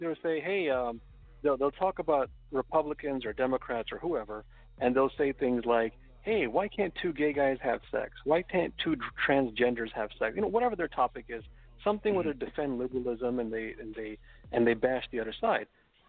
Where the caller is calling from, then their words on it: Los Angeles, California, United States; I'm calling from Los Angeles, California.